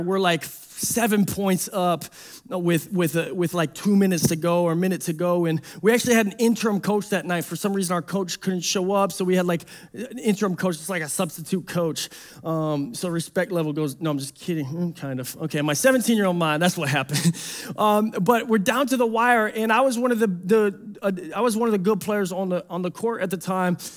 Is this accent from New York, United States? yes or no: no; Detroit, Michigan, United States; I'm from Detroit.